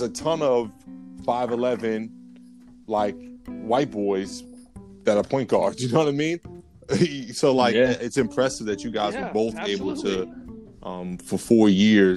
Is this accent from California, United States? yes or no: no; New Jersey, United States; growing up in Jersey, being in the area